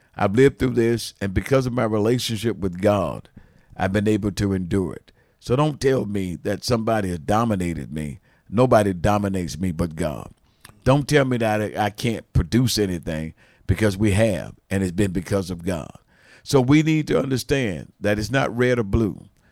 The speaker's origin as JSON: {"language": "English", "country": "United States", "said": "I was from the States in the eighties, in the nineties"}